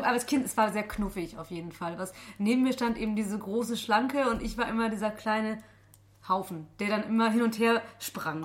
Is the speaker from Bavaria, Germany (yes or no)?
no; Heinsberg district, North Rhine-Westphalia, Germany